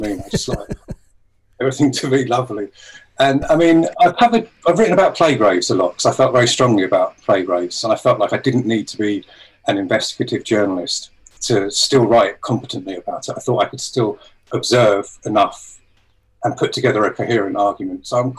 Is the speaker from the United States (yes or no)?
no; Bury St Edmunds, East of England, United Kingdom; also born or lived in London; now in Brighton, United Kingdom; I was brought up in Bury St Edmunds in Suffolk, but we moved here. Okay. I moved to London for a long time, and then we moved here maybe 15, 16 years ago.